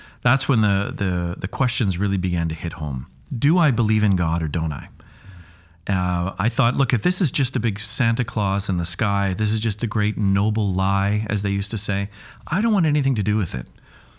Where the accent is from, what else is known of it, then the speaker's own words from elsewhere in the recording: Kamloops, British Columbia, Canada; also born or lived in Duncan; I was born in Vancouver Island, a little place called Duncan, and grew up in the interior in Kamloops.